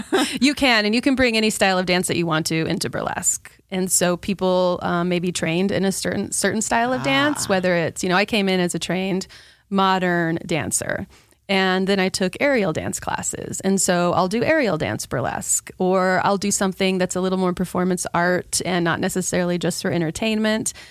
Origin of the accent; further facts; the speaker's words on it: Utah, United States; also born or lived in Spain / Iceland; No, I'm not from here. I was a Navy brat, so I was born in Spain and we lived in Spain and then Iceland and then ended up in Utah and I grew up